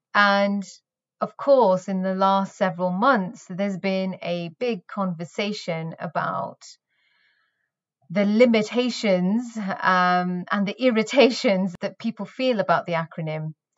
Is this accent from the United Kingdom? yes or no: yes; the north of England, United Kingdom; I was born in Northern England, where I spent my formative years